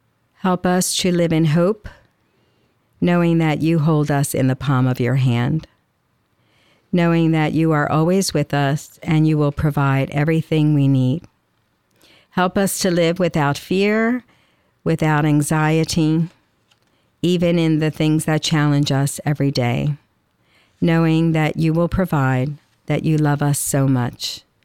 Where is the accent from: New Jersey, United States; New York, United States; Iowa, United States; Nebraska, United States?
New Jersey, United States; Atlantic City; accent: Atlantic City; you probably hear my Atlantic City accent. That's one word that I kept, that it still sounds like South Jersey.